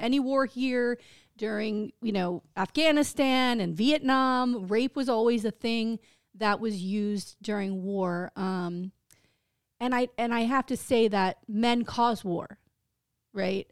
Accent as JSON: {"language": "English", "country": "United States", "said": "I'm an American"}